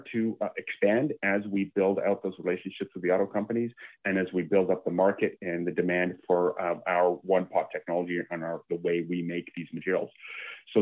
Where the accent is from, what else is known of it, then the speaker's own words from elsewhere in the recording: Canada; as a Canadian